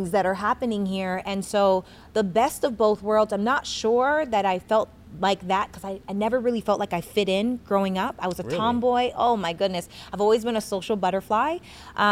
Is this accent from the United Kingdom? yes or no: no; Regina, Saskatchewan, Canada; I'm from Regina, Saskatchewan, Canada.